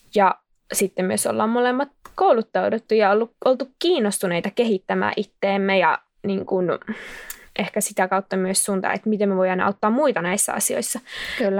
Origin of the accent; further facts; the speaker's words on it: Kokkola, Central Ostrobothnia, Finland; also born or lived in Jyväskylä; now in Helsinki, Finland; mä oon alun perin Kokkolasta ja Jyväskylän kautta nyt Helsinkiin päätynyt juoksija